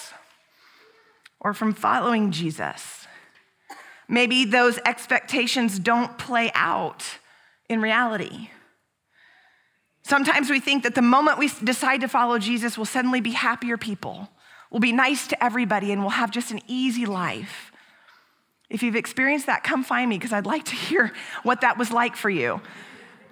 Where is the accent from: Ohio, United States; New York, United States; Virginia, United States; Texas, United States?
Texas, United States; Houston; now in San Antonio, United States; that was our pastor growing up in Houston